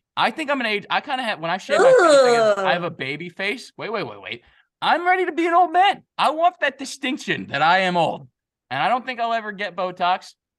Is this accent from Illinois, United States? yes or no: yes; Chicago, Illinois, United States; I'm from Chicago. We don't know our A's and from our O's.